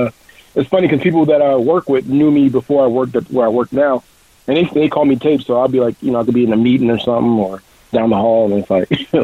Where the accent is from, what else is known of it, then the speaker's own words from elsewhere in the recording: New York, United States; Obviously, I'm a New Yorker by heart.